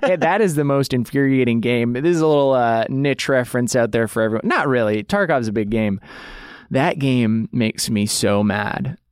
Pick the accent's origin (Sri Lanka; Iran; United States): United States; Idaho; I grew up in Idaho